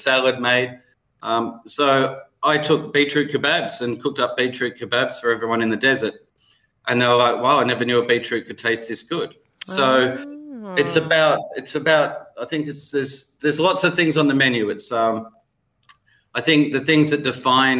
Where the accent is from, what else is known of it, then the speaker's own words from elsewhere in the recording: Melbourne, Victoria, Australia; I'm from Melbourne, but I have a Swiss background, a Yugoslav background